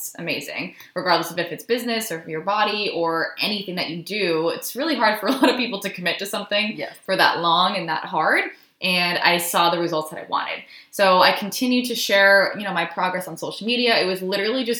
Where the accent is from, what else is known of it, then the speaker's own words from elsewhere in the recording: Rhode Island, United States; moved away; I ended up doing this little program at my gym in Rhode Island. I'm from Rhode Island